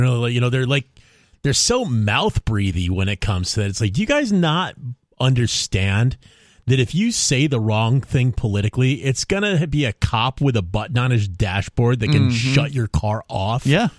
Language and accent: English; United States; I am an American